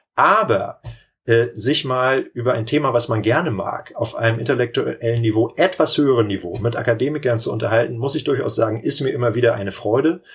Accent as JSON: {"language": "German", "town": "Lübeck", "region": "Schleswig-Holstein", "country": "Germany", "tie": "born or raised there", "also_born_or_lived": "Kiel / Timmendorfer Strand", "said": "Ich komme ja hier aus der Region Timmendorf. Ich bin in Lübeck geboren"}